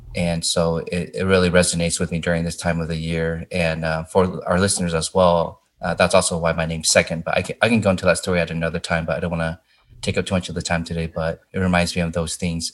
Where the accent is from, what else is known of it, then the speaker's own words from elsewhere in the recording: Indiana, United States; growing up in Indiana